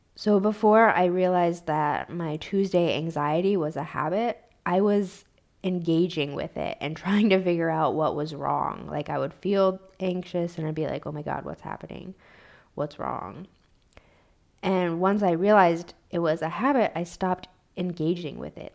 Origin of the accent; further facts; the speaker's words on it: United States; I grew up in American poverty